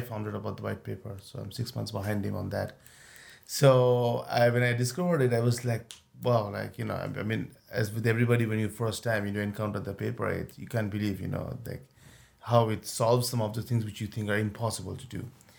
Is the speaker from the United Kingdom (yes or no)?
no; India; moved away as an adult; also born or lived in New York; now in Paris, France; So I'm from India, and I studied in India, then I moved to New York like 15 years ago